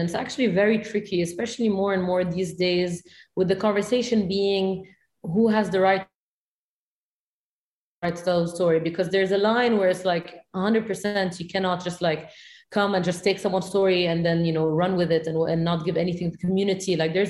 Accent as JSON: {"language": "English", "town": "Beirut", "region": "Beirut Governorate", "country": "Lebanon", "tie": "born or raised there", "accent": "Syrian", "said": "my culture is very much Syrian. And I've felt the feeling of, you know, growing up in Beirut, having a Syrian accent"}